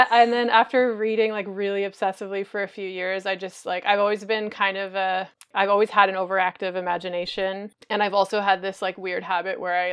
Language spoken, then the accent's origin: English; Montreal, Quebec, Canada; I'm from Montreal, which is kind of like the home of circus.